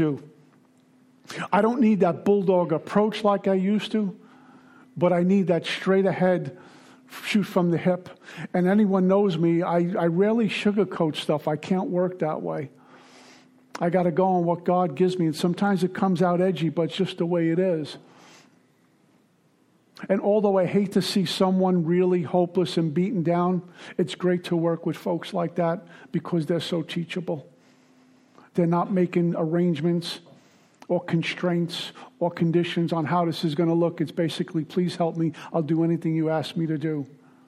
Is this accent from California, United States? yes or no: no; New York City, New York, United States; also born or lived in Minnesota; now in Florida, United States; I'm a guy from Brooklyn.